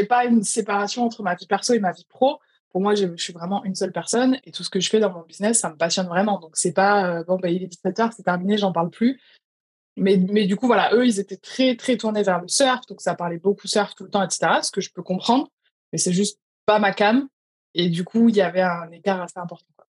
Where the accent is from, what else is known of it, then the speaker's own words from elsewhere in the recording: France; moved away as an adult; also born or lived in London; quand j'ai quitté la France il y a quatre ans